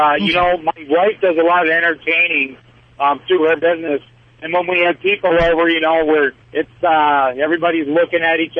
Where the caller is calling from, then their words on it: Tennessee, United States; I'm in Tennessee at the moment right now, so if I do lose you, I do apologize. I'm up in the mountains.